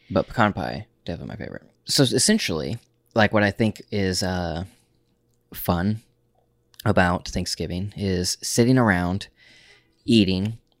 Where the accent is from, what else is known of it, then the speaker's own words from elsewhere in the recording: Oklahoma, United States; we're from Oklahoma